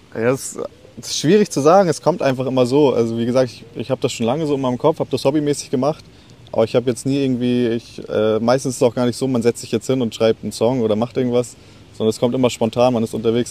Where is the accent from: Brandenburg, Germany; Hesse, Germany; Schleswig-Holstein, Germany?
Schleswig-Holstein, Germany; Lübeck; wir kommen ja alle aus Lübeck